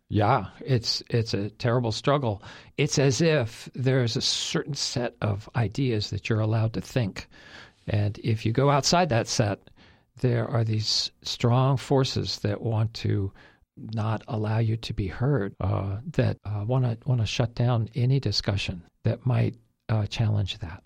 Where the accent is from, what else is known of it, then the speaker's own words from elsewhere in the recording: United States; as an American